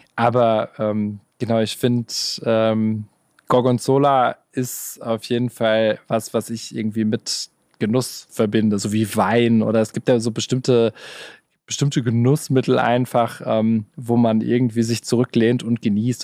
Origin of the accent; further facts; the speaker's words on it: Gelsenkirchen, North Rhine-Westphalia, Germany; moved away as an adult; now in Stuttgart, Germany; ich äh, fühle mich in Gelsenkirchen noch sehr heimisch